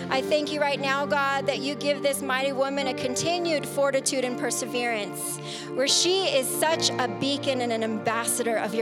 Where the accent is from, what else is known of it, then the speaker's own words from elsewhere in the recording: San Diego, California, United States; moved away; we're from San Diego